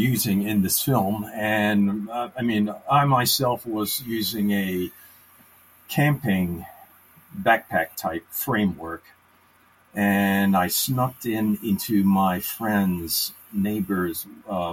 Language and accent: English; Canada; also born or lived in Maryland; now in United States; I was raised in Canada